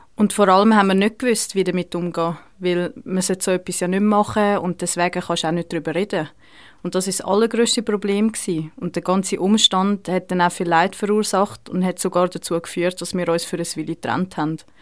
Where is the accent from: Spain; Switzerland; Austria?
Switzerland; bei uns in der Schweiz